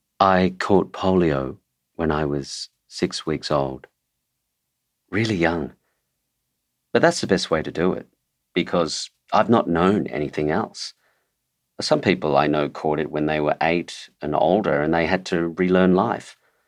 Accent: Sydney, New South Wales, Australia; also born or lived in Broadford, Australia; I was born in Broadford in Victoria, and then my father went to New Guinea during the war, so we came over to Sydney to stay with my auntie and uncle.

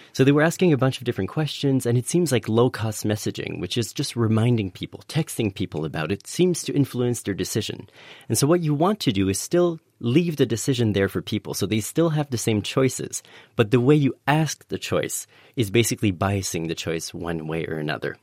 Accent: Canada; moved away; in Canada, uh, my home country

